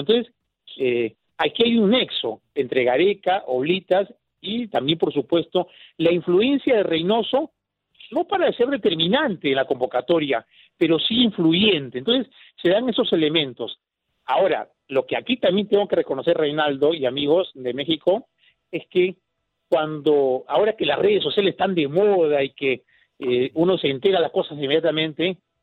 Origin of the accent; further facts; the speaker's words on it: Peru; soy de Perú.